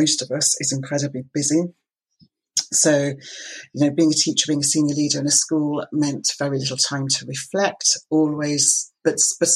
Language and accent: English; Isle of Lewis, Scotland, United Kingdom; I was brought up on the Isle of Lewis